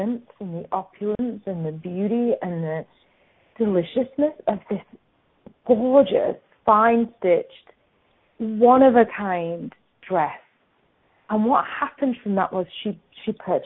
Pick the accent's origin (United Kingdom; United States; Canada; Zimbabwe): United Kingdom; England; now in Australia; I grew up in England